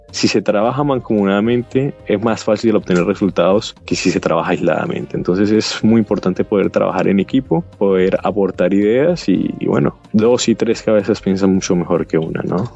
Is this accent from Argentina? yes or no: no; Colombia; now in Washington, United States; soy colombiano de origen. Actualmente me encuentro en, viviendo en Washington